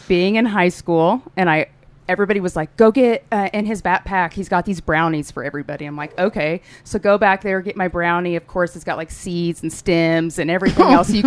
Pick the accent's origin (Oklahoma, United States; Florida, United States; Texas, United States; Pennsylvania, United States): Oklahoma, United States; Tulsa; I'm from Tulsa. Born and raised, lived here my whole entire life